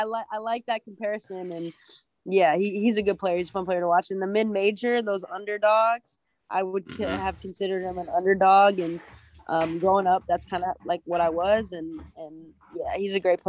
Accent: Des Moines, Iowa, United States; I like playing at Drake only because it's my hometown

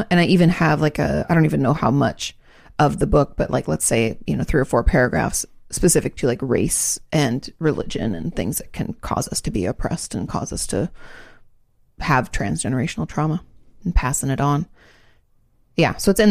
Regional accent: Gold Coast, Queensland, Australia; We're from the Gold Coast, just south of Brisbane.

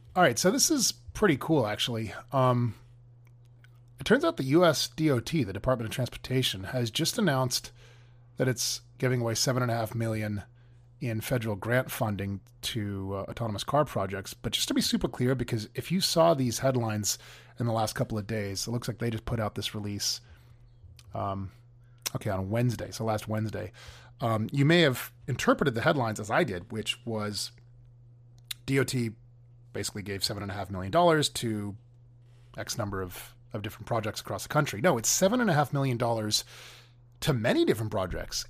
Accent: California, United States; here in my home state of California

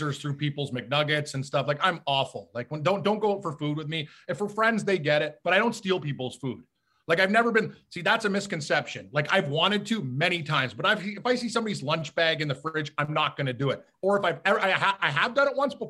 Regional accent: Canada; I'm Canadian

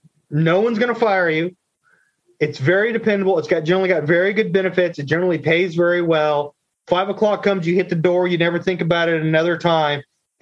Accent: Fayetteville, North Carolina, United States; Just to really date myself here, I grew up in Fayetteville, North Carolina. My dad was in the Air Force. So Fort Bragg, Pope Air Force Base.

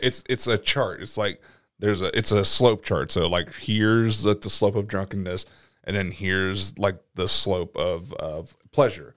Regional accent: Atlanta, Georgia, United States; growing up in Atlanta

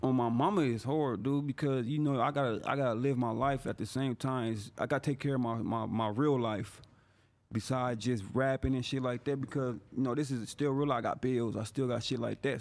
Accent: San Bernardino, California, United States; I'm from San Bernardino

